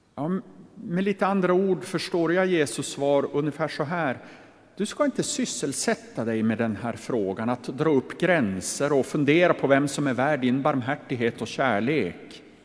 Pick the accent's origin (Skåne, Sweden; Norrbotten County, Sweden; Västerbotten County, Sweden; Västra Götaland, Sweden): Västerbotten County, Sweden; inland Västerbotten; Jag är ju uppvuxen i Västerbottens inland